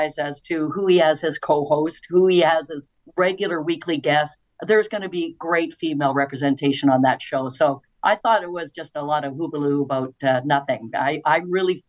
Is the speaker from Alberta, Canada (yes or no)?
yes; St. Albert, Alberta, Canada; when I was growing up in St. Albert in the 60s